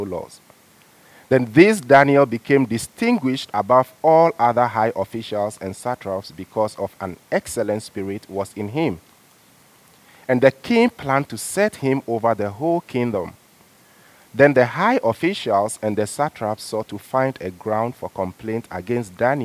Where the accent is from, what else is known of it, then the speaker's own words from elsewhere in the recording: Ghana; moved away as an adult; also born or lived in China; now in Canada; Growing up in Ghana, I have a style of church which I used to religiously